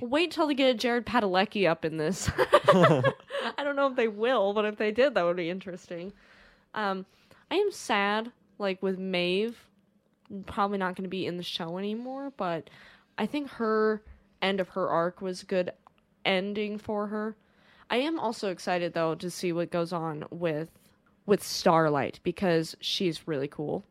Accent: United States; we're American

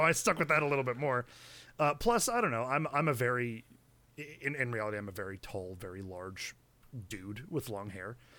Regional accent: United States

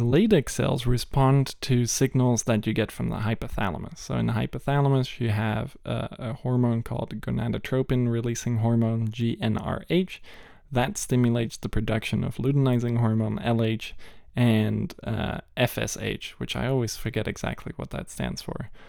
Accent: Malaysia; moved away; I grew up in Malaysia

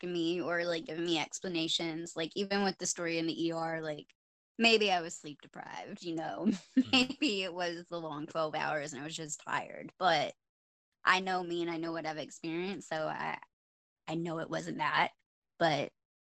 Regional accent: Corydon, Indiana, United States; the town that I grew up in, it's Cordon, Indiana

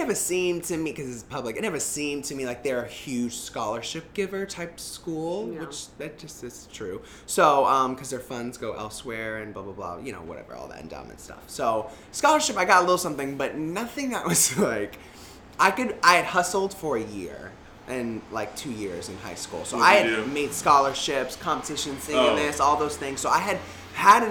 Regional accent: Florida, United States; moved away as an adult; I'm from Florida

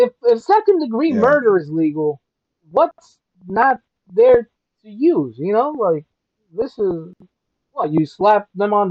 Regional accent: Chicago, Illinois, United States; also born or lived in Atlanta, Georgia; I moved here when I was six. Though I went back to Atlanta a lot, but I still consider Chicago as like my home, you know? Definitely the hometown

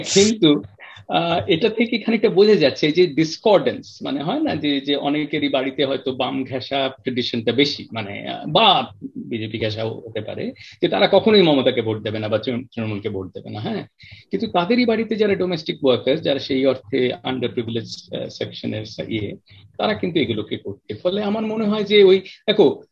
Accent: Kolkata, West Bengal, India; moved away as an adult; now in London, United Kingdom; কলকাতায় বড় হয়েছি কলকাতার ছেলে কোথাও বিদেশে থাকলেও

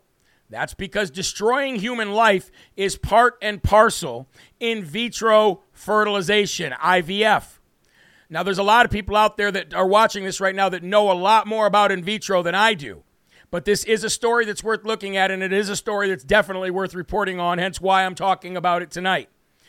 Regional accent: Uvalde, Texas, United States; I grew up in Uvalde and went to Robb Elementary.

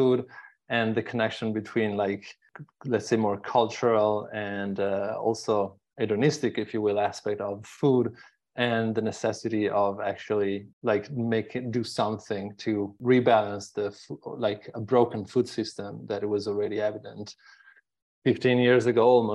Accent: Bologna, Emilia-Romagna, Italy; moved away as an adult; also born or lived in Sweden; now in Tuscany, Italy; I am from Bologna, so not far from here.

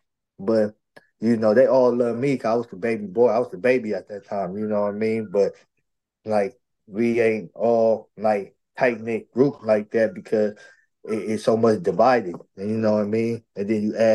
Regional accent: San Diego, California, United States; also born or lived in Chicago, Illinois; I was raised right here, California, San Diego, in the North Park area

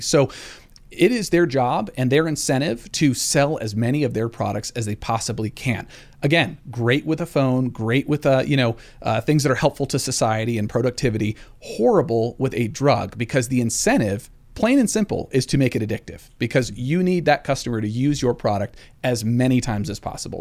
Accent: Colorado, United States; I was raised here in Colorado, went to Overland High School

